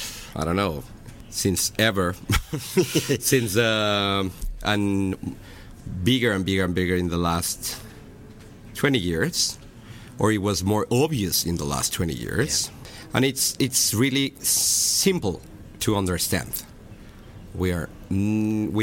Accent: Mexico; born or raised there

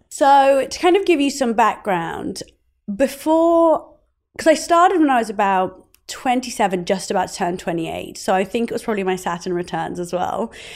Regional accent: Oxford, South East England, United Kingdom; growing up in Oxford.

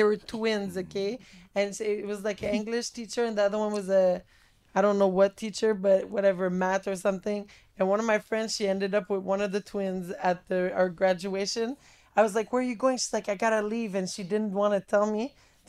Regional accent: Montreal, Quebec, Canada; I'm from Montreal.

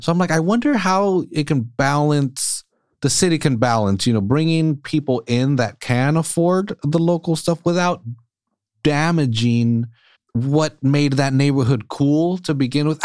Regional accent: California, United States; we're from California

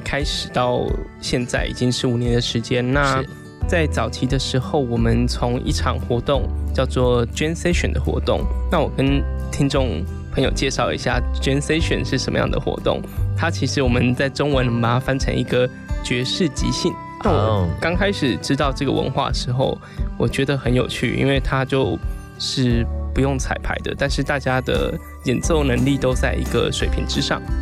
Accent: Taiwan; 我们台湾人在异乡演出

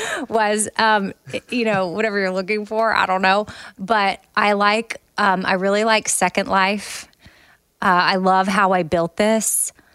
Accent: United States

